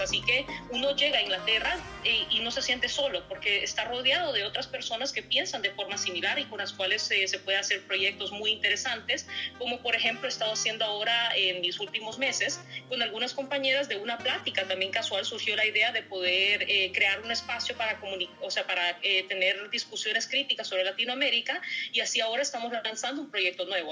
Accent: Tela, Atlántida, Honduras; moved away as an adult; also born or lived in Germany; now in United Kingdom; yo vengo del norte de Honduras, vengo de Tela

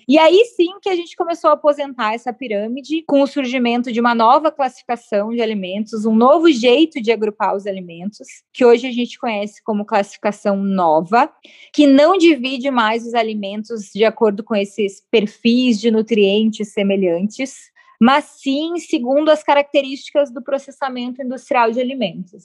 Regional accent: Porto Alegre, Rio Grande do Sul, Brazil; Porto Alegre, que é a cidade onde eu nasci

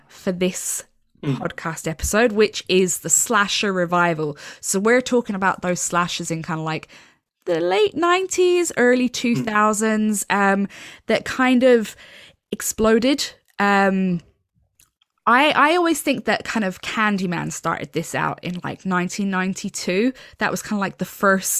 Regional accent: Ireland; I'm from Ireland, and obviously Ireland's still a very Catholic country

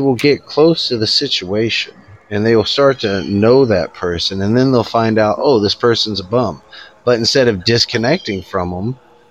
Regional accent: United States; I'm Native American, all right? And so I was raised up on some reservations

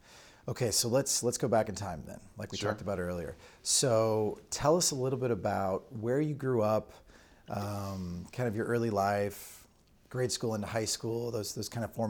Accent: Alton, Illinois, United States; I'm from Alton, Illinois. So you and I are Illinois guys.

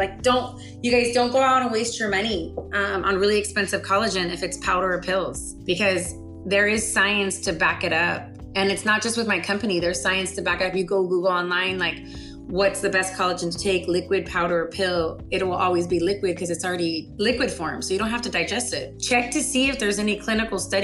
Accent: South Texas, United States; born or raised there; also born or lived in Anchorage, Alaska

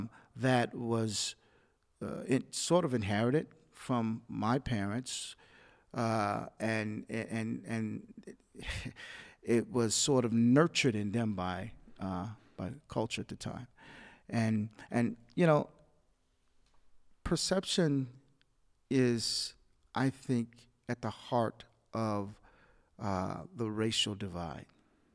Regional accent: the South, United States; growing up in the South, they had a perception of whites as being superior

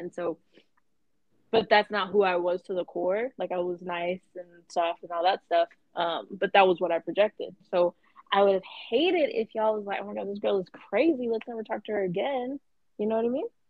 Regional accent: Atlanta, Georgia, United States; I'm 24 from Atlanta

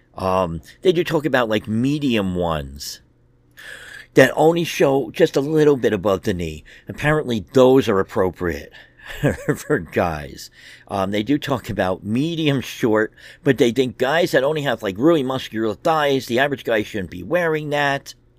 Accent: United States; as American men

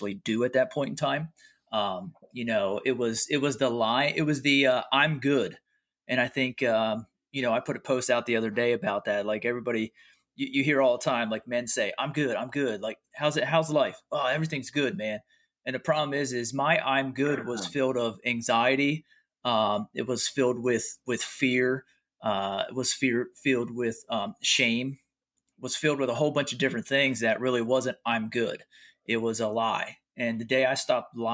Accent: York, Pennsylvania, United States; I'm from York, Pennsylvania

